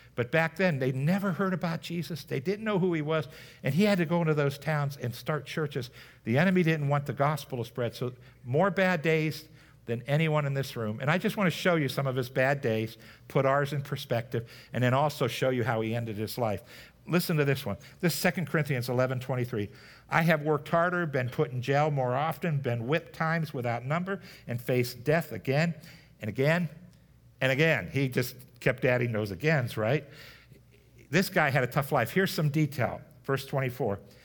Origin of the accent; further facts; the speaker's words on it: United States; So growing up in America, we are growing up in this nation of what's called post, a post-Christianity era